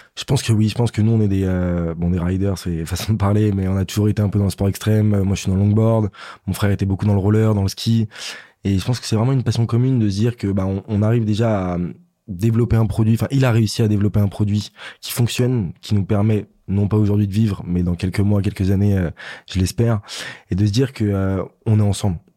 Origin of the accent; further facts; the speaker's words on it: France; on est normand, on est auvergnat, on reste français